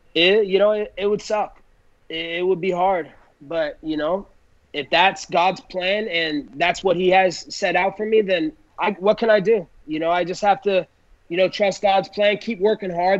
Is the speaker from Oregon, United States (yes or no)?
yes; Oregon, United States; since I was a little kid growing up in Oregon